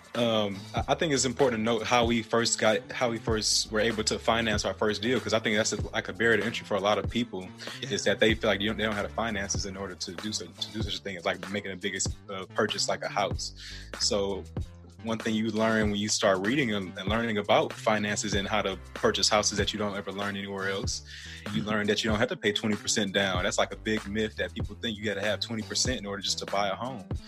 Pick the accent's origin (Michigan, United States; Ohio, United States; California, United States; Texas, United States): Michigan, United States; Detroit; moved away; I was born in Detroit, Michigan, actually, and um, I was gr- growing up there